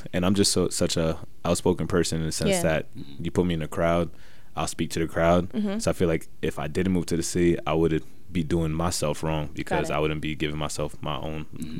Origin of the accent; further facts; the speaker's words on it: New York City, New York, United States; I'm from the Bronx.